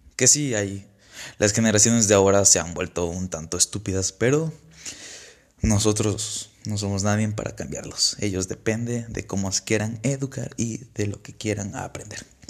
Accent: Villahermosa, Tabasco, Mexico; moved away as an adult; now in Saltillo, Mexico; Soy originario de Villahermosa, Tabasco.

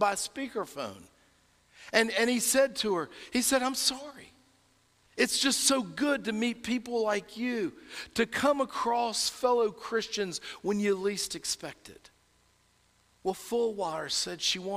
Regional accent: North Carolina, United States; accent: North Carolina; my North Carolina accent

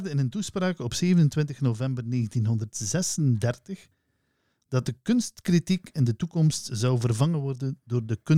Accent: Flanders, Belgium; we zijn wel Vlamingen

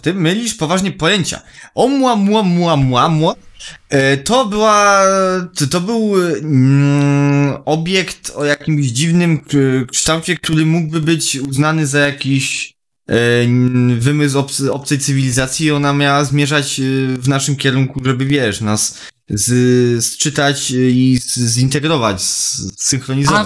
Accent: Poland; ja jako oczywiście y, Polak y, z krwi i kości

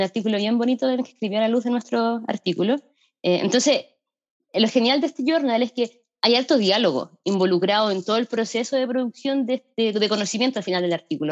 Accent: Valparaíso, Chile; moved away as an adult; now in Bristol, United Kingdom; soy de Valparaíso

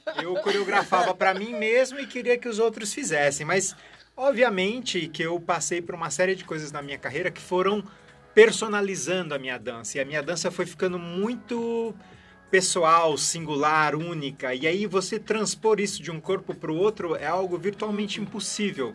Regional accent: Barbacena, Minas Gerais, Brazil; moved away; also born or lived in São Paulo; quando eu era criança, moço lá em Barbacena

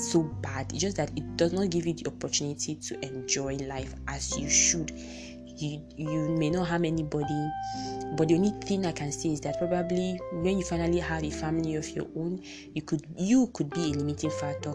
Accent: Nigeria; I'm from Nigeria

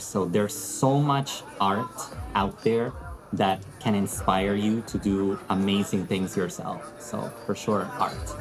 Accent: Lima, Peru; I'm Peruvian. I was born and raised in the capital of Peru, which is Lima

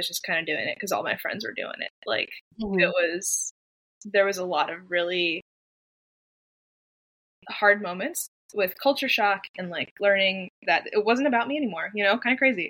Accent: Pennsylvania, United States; also born or lived in Japan; now in Nashville, United States; I'm originally from Pennsylvania.

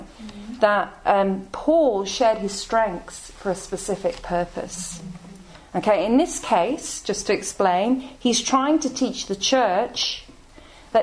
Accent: Coventry, West Midlands, United Kingdom; now in London, United Kingdom; I'm from Coventry. Some of you may know where that is, in the Midlands. My parents are Irish.

